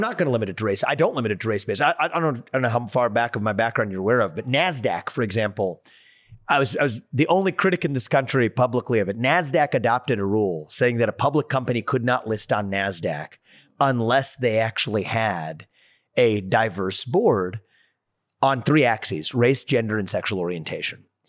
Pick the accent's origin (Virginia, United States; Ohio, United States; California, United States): Ohio, United States; just up north from Ohio, my home state